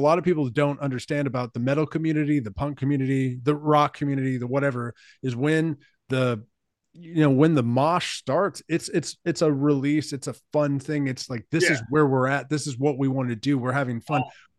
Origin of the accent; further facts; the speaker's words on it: Katy, Texas, United States; I'm from Katy, Texas. And when I was growing up, there was like nothing out there. Like it was a small town. Nobody was around. Like it took 30 minutes to get to Houston. It was just a beautiful place.